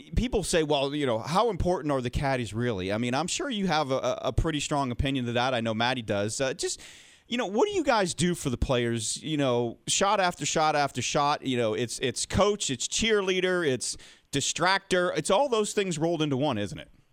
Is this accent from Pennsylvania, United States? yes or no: no; Massachusetts, United States; I'm from Massachusetts.